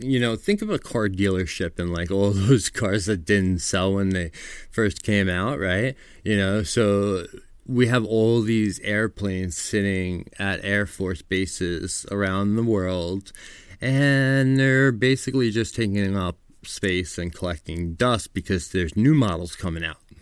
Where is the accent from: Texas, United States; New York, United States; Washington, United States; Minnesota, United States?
New York, United States; I'm from New York